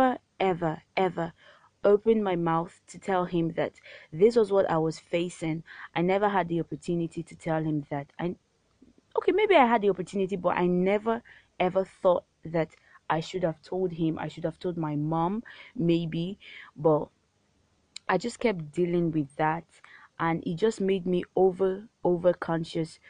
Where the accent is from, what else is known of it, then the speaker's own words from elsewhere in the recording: Warri, Delta, Nigeria; I grew up in Warri. I was born there and I grew up in Warri.